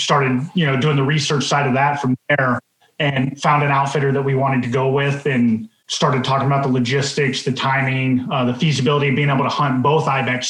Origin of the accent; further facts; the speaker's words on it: Colorado, United States; moved away as an adult; now in Alaska, United States; I grew up in Colorado hunting the West, being able to be stationed in Alaska and living here, you know, the last 18, 19 years.